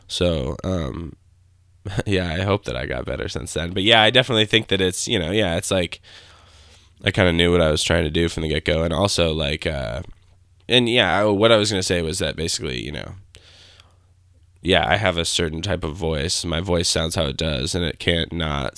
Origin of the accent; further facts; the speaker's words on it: Grand Rapids, Michigan, United States; I grew up in Grand Rapids, Michigan.